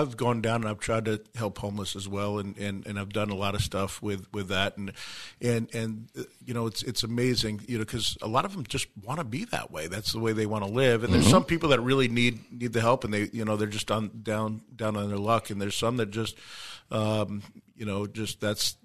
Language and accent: English; New York, United States; now in Arizona, United States; I grew up in New York